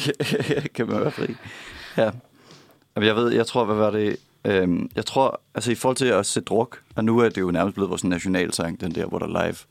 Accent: Copenhagen, Capital Region of Denmark, Denmark; jeg kommer fra Sydhavn

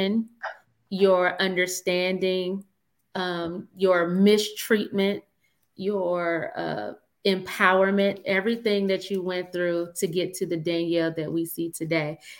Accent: Michigan, United States; I grew up in Michigan

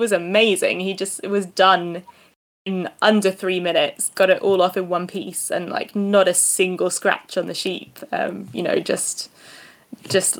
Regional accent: Eastbourne, South East England, United Kingdom; Well, I'm from Eastbourne

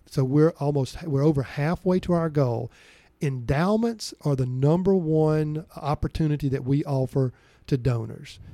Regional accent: Vicksburg, Mississippi, United States; I grew up in Vicksburg, Mississippi

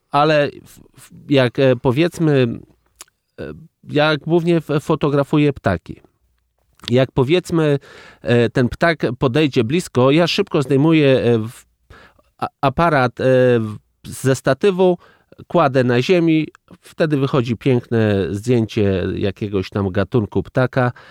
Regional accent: Bug River valley, Poland; Ja wywodzę się z tamtych terenów, moi dziadowie mój e, tata, e, to są e, nadburzacy od powiedzmy wieków, bo pierwsza zmianka jest od 1640 roku, gdzie było umieszczone w, w jakiejś metryce

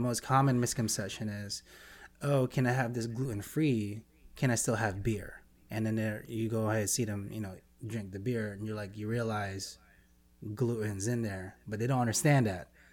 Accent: Philippines; being Filipino, Pacific Islander also.

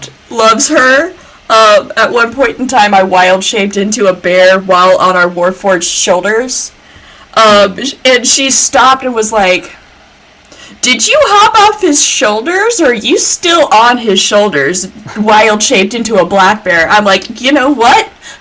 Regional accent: Georgia, United States; when people hear that I'm from Georgia, they expect me to sound like this.

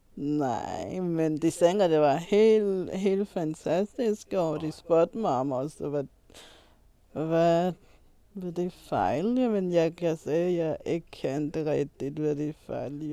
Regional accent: Malawi; moved away; har jeg lært det i Malawi, hvor vi gik i skole.

